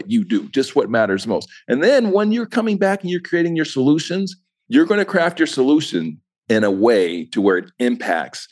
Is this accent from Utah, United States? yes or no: yes; Utah, United States; also born or lived in Ohio; I grew up in Utah. I'm originally from Ohio. I grew up in Utah